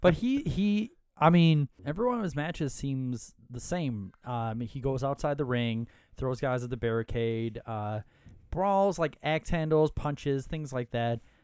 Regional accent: Minnesota, United States; we're both from Minnesota

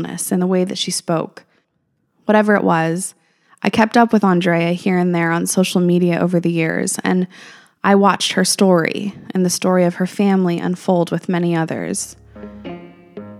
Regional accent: Albuquerque, New Mexico, United States; moved away as an adult; also born or lived in California / Hawaii / Marietta; I'm from Albuquerque, New Mexico, raised there

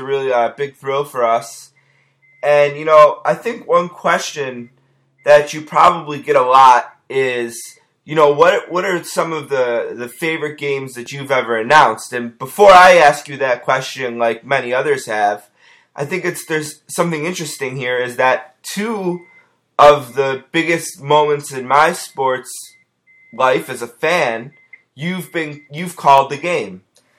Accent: Buffalo, New York, United States; I'm from Buffalo

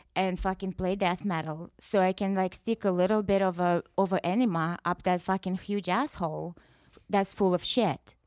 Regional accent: Russia; English is a second language; moved away as an adult; now in United States

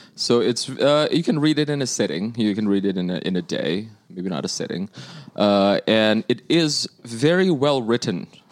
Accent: Indonesia; now in United States; I'm from Indonesia

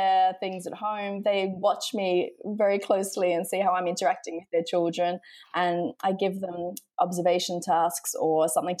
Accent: Australia; now in Amsterdam, Netherlands; I'm originally from Australia

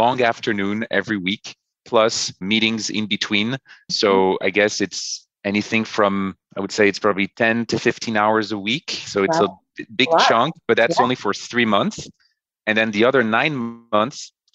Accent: France; now in New York, United States; my wife and I, we're from France. So we went back to France for the longest period I've been away from New York

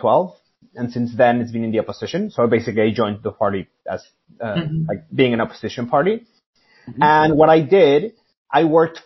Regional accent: Mexico City, Mexico; moved away as an adult; now in London, United Kingdom; I'm from Mexico City, and I lived there for pretty much all my life.

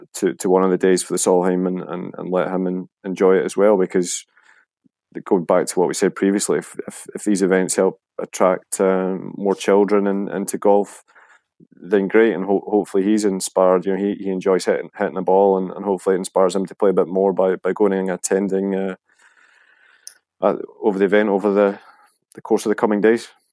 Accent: Braco, Scotland, United Kingdom; growing up in Braco

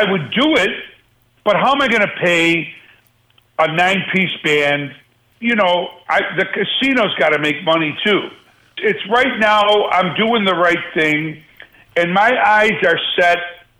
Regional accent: Buffalo, New York, United States; I love my hometown, man. I really do. And it'll always be, you know, back home to me. And for Buffalo to, after all these years, I mean, I lived there in the glory days of the Jim Kelly days

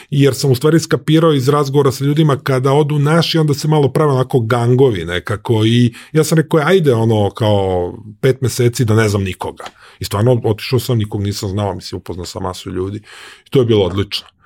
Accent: Serbia; moved away; ali stvari koje sam poneo iz Srbije sam maltene, ja mislim, pobacao ili ne znam

